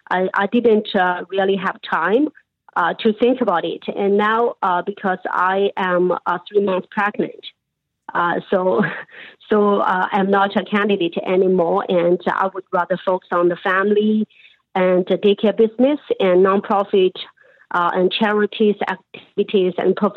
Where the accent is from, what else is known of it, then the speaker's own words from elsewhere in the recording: Canada; So we love this country. We are so proud of being a Canadian.